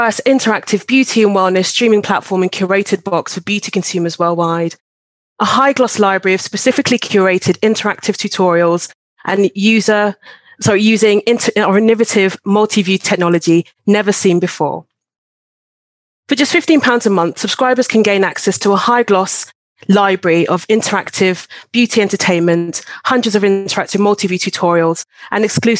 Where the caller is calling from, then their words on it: London, United Kingdom; I'm calling from London, UK.